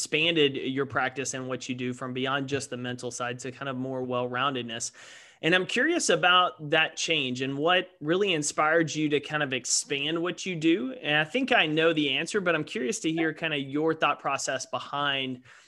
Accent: East Texas, United States; I grew up in East Texas, so a little bit different landscape, but Texan through and through as well.

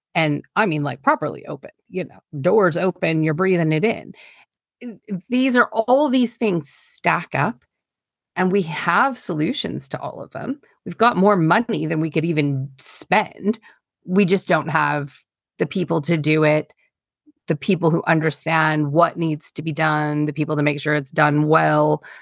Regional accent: United States; now in United Kingdom; I'm American.

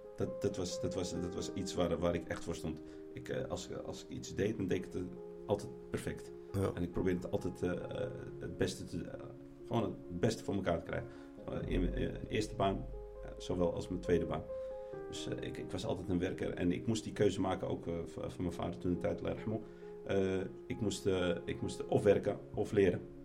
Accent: Netherlands; moved away as an adult; now in Morocco; En ik ben in Nederland opgevoed

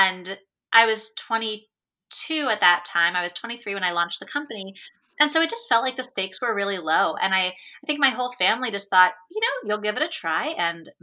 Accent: United States; as an American

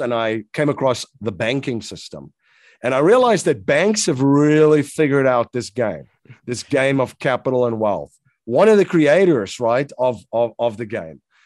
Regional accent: South Africa; moved away as an adult; now in United States; I'm originally from South Africa. So, I came to the U S in around two thousand and one

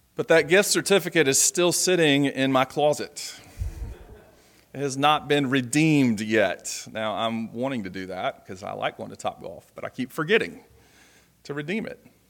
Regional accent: Georgia, United States; moved away; I'm leaving today to go down to Georgia to see family, to go back to my hometown

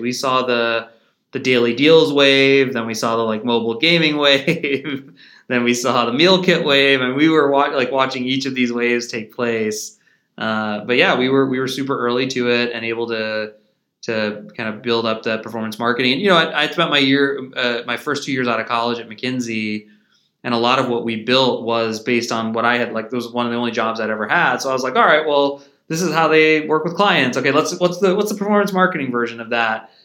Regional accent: St. Louis, Missouri, United States; moved away as an adult; now in St. Louis, United States; I was born and raised in St Louis

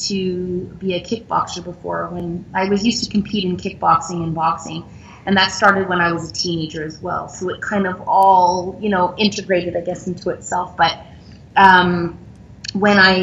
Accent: Montreal, Quebec, Canada; moved away as an adult; now in Ontario, Canada; my hometown is Montreal, and I moved to Ontario because my French, I mean, I'm an English Quebecois

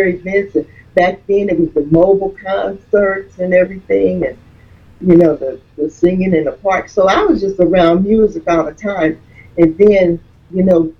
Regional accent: Dayton, Ohio, United States; I'm originally from Dayton

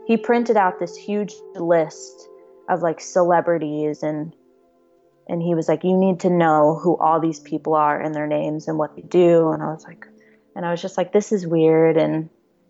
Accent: Dallas, Texas, United States; moved away as an adult; now in Los Angeles, United States; the last time I was home in Dallas

